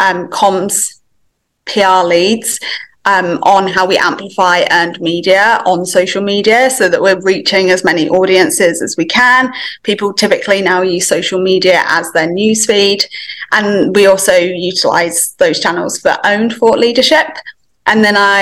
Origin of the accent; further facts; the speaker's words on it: England, United Kingdom; moved away as an adult; now in Melbourne, Australia; live in Melbourne, Australia, but you could potentially tell from the accent that I'm actually from England. So I moved here about 5 years ago